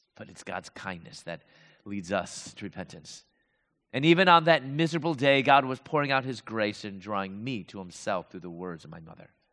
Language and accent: English; Chicago, Illinois, United States; moved away as an adult; also born or lived in Louisville, Kentucky; I'm from Chicago, I moved to Louisville, Kentucky